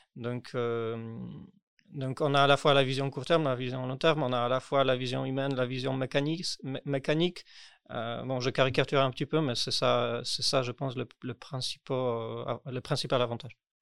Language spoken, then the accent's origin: French; Poland; French is a second language; moved away as an adult; now in Paris, France; je déménageais en France parce que, parce que je suis polonais. J'ai déménagé en France